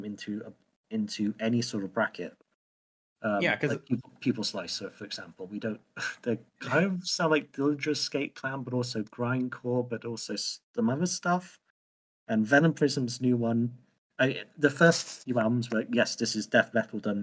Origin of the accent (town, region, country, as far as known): United Kingdom